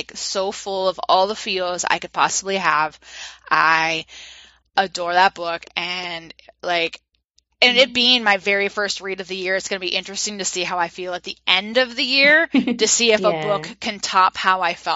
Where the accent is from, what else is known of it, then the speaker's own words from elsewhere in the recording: United States; I'm an American because I've lived my whole life in America